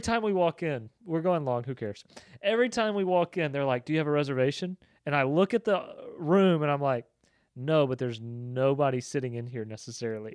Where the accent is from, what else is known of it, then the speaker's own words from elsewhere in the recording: Southeast, United States; now in Bryan-College Station, United States; I am used to, growing up in the Southeast